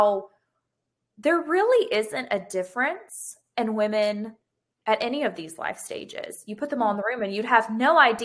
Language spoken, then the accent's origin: English; Gulf Breeze, Florida, United States; also born or lived in Pensacola; I grew up in Gulf Breeze, so not very far, right over